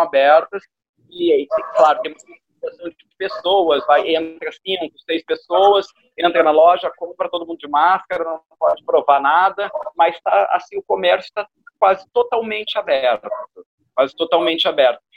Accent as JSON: {"language": "Portuguese", "country": "Brazil", "also_born_or_lived": "Rio de Janeiro", "said": "eu sou brasileiro com muito orgulho"}